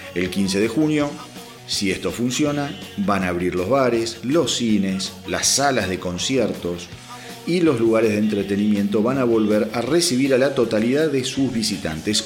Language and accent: Spanish; Argentina; como argentino